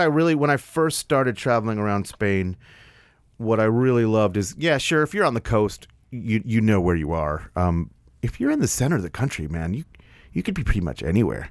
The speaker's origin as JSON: {"language": "English", "town": "New York City", "region": "New York", "country": "United States", "tie": "born or raised there", "moved": "yes", "lives_now": "Nashville, United States", "said": "I grew up in New York"}